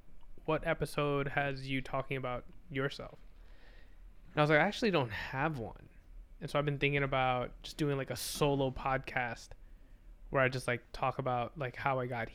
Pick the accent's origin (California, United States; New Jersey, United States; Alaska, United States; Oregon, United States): New Jersey, United States; I'm from New Jersey. I'm not from Caldwell.